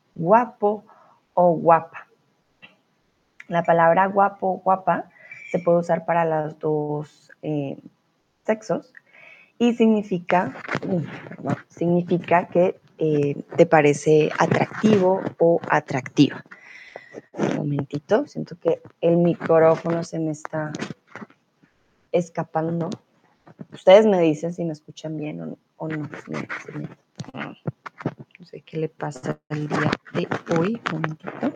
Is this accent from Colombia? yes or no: yes; Colombia; first language Spanish; now in Germany; yo soy de Colombia